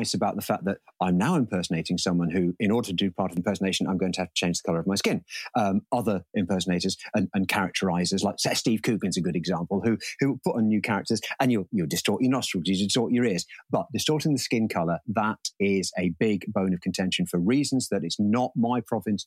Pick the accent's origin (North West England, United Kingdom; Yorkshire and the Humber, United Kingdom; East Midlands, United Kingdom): East Midlands, United Kingdom; Leicestershire; born or raised there; accent: Leicestershire; also born or lived in Scotland